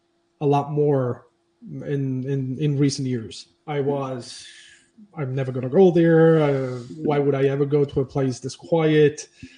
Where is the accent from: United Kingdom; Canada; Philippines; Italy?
Italy; Palermo, Sicily; I'm from Palermo. I was born and raised in Palermo.